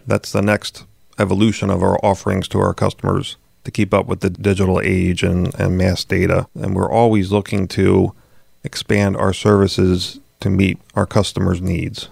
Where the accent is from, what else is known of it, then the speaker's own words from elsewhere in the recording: southern Chester County, Pennsylvania, United States; southern Chester County, which is where I'm originally from